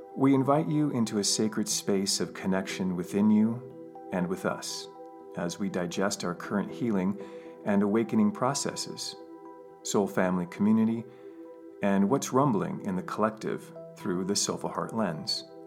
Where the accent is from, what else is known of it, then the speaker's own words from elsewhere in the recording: United States; I'm from the United States